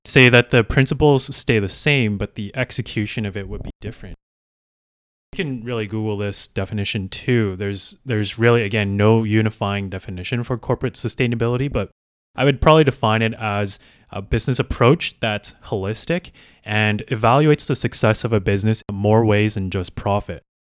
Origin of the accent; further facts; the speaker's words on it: Calgary, Alberta, Canada; I am originally from Calgary, Alberta.